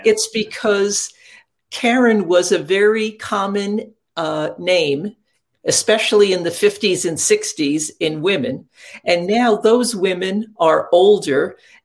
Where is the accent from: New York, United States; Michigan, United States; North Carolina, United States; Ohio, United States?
New York, United States; Catskill Mountains, upstate; I grew up in upstate New York in the Catskill Mountains